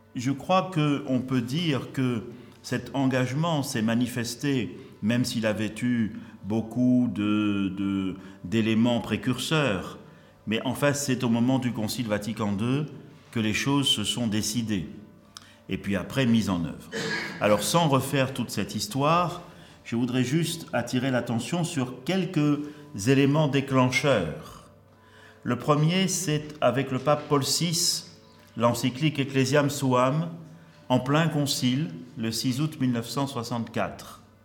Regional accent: Marseille, Provence-Alpes-Côte d'Azur, France; also born or lived in Algeria; je suis à Marseille depuis 1966, quand mes parents sont. Euh, j'arrivais avec mes parents, mais je suis né en Afrique, en Afrique du Nord, en Algérie, du temps où l'Algérie était française

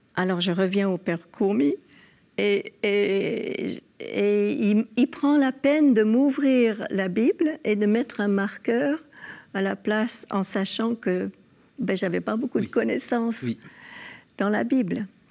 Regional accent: California, United States; moved away; also born or lived in France; Dans mon enfance en Californie, mes parents nous mettaient dans des écoles catholiques

